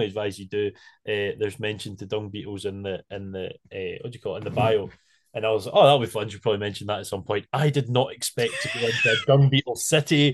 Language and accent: English; Isle of Arran, Scotland, United Kingdom; I was from the Isle of Arran